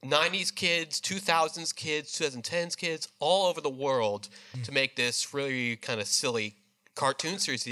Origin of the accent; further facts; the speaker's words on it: Medford, Massachusetts, United States; I'm 24. I'm from Medford, Massachusetts